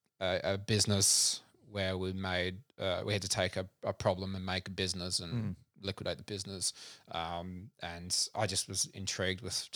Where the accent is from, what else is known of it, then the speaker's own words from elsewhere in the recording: South Australia, Australia; also born or lived in Adelaide; So originally born in Adelaide, lived in country South Australia from 7 to 17.